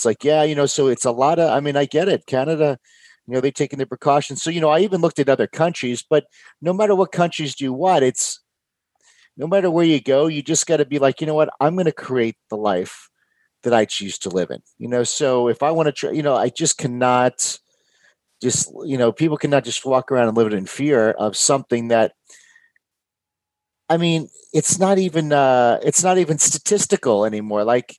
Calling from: Houston, Texas, United States; Houston, Texas. I'm right in Houston.

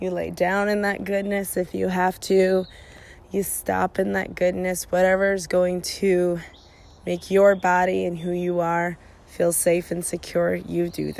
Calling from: Portland, Oregon, United States; I am calling from Portland, Oregon.

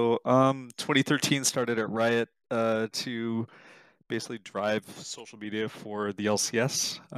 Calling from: Santa Clara, California, United States; I'm in lovely Santa Clara, California.

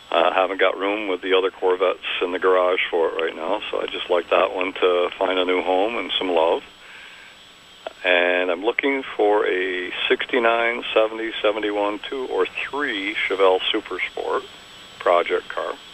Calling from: Crown Point, New York, United States; Point, New York.

